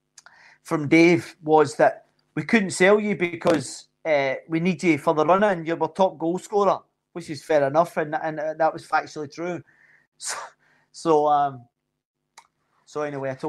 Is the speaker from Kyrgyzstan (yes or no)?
no; Scotland, United Kingdom; moved away as an adult; also born or lived in Glasgow / Wolverhampton; I'm Scottish.